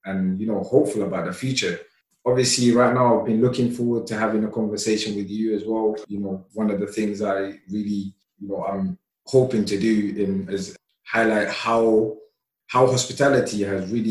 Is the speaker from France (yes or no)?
no; London, United Kingdom; English is a second language; also born or lived in Somalia; I came here as a really young boy, and growing up in London